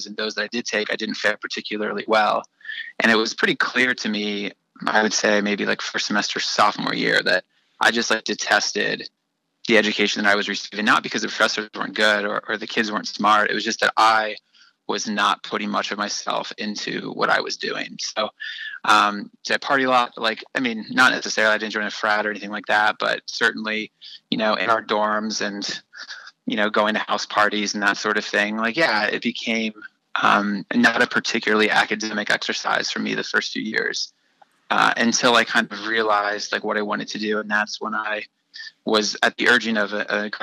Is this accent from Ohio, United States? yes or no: yes; Columbus, Ohio, United States; moved away as an adult; also born or lived in Las Vegas, Nevada / Los Angeles, California; I grew up in Columbus